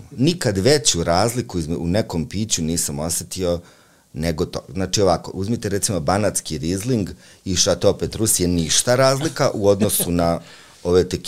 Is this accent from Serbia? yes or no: yes; Užice, Zlatibor District, Serbia; ja sam čovjek seljak iz Užica